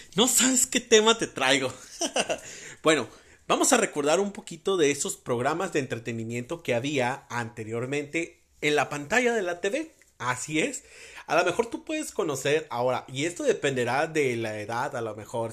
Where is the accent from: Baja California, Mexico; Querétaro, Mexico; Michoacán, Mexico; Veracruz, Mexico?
Baja California, Mexico; Mexicali; mi tierra natal, Mexicali.